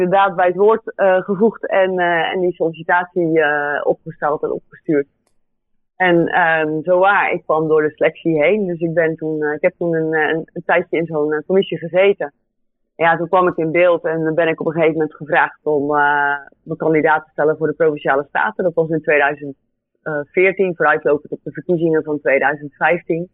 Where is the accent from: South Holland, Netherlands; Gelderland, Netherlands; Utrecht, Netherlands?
South Holland, Netherlands; Goeree-Overflakkee; also born or lived in Delft; Dus ik kom van uh, Couré Overflakke. Ehm, ben daar geboren en getogen.